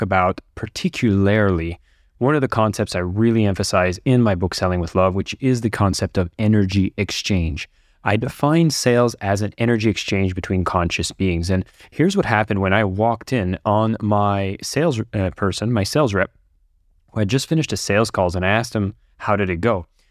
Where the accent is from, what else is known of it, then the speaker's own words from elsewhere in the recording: Ottawa, Ontario, Canada; now in Bali, Indonesia; I'm recording this from Ottawa, Canada, as I get a chance to visit my hometown